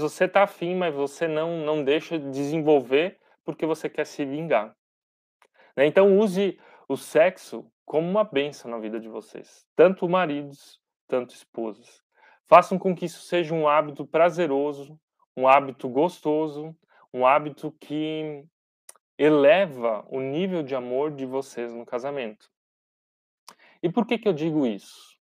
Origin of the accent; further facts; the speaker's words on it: Brazil; nós, como brasileiros